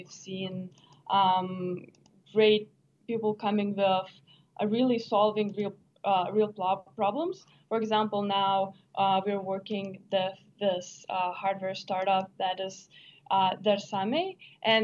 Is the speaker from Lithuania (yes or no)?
yes; Lithuania; moved away; I am from Lithuania, from Europe